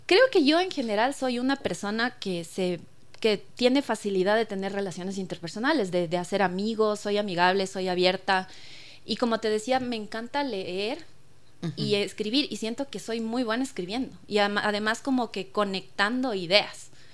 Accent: Patate, Tungurahua, Ecuador; crecí en Patate rodeada de cuyes, de perritos, de gallinas

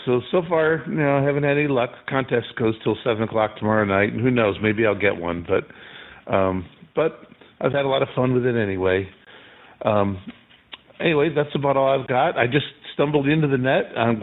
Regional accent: Chicago, Illinois, United States; moved away as an adult; also born or lived in Joliet, Illinois; now in Seven Lakes, United States; I'm actually originally from Chicago and have been in North Carolina for a little over 20 years.

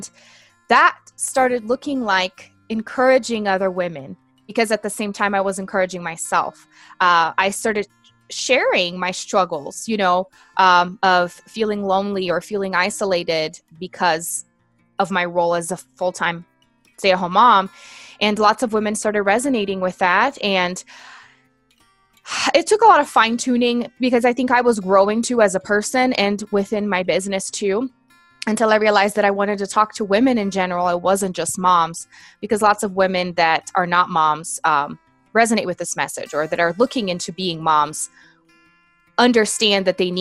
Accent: Brazil; English is a second language; I'm originally from Brazil, born and raised

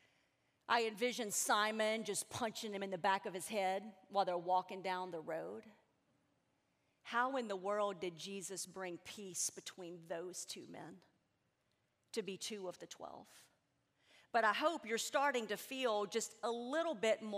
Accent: Tennessee, United States; I am a visitor. I am from Tennessee. I fly home tomorrow night

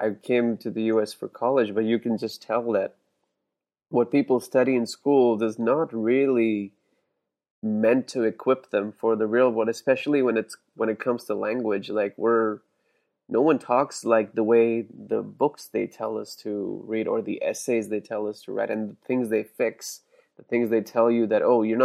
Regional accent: India; first language Hindi; English is a second language; I grew up in India here

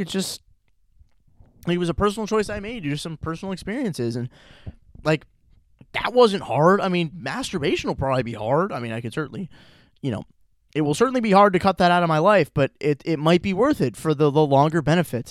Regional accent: Chagrin Falls, Ohio, United States; I'm back in Chagrin, Cleveland, Chagrin Falls, my hometown

